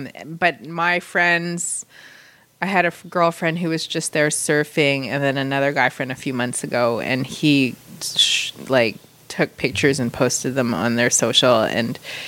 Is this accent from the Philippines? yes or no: yes; Philippines; I'm Filipino.